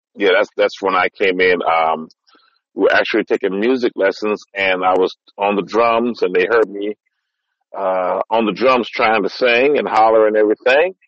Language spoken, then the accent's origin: English; San Francisco, California, United States; born and raised in San Francisco. Mm-hmm. Uh, grew up in the Ingleside district